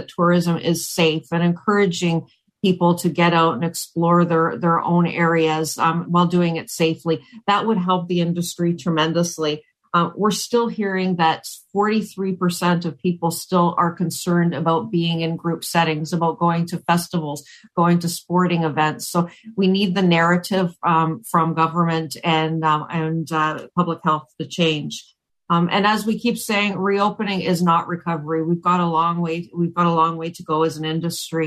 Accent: Oakville, Ontario, Canada; also born or lived in Halifax / Vancouver / Chicago; now in Waterloo, Canada; I'm actually originally from Ontario. I was born in Oakville, but I haven't lived here in, gosh, must be about 23 years now

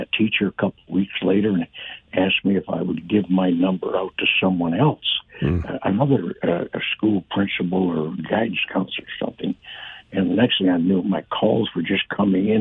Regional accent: Windsor, Ontario, Canada; also born or lived in Detroit, Michigan, United States; growing up in the Detroit Windsor area

